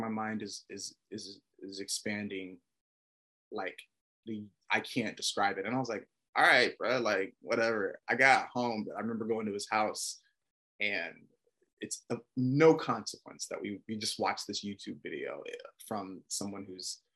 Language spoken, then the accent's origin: English; Atlanta, Georgia, United States; moved away; also born or lived in Texas; I'm from Atlanta